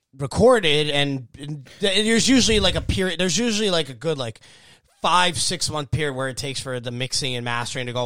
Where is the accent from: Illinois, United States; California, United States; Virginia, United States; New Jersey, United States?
New Jersey, United States; Bergen County; I'm from Bergen County, so we have a lot of Polish immigrants.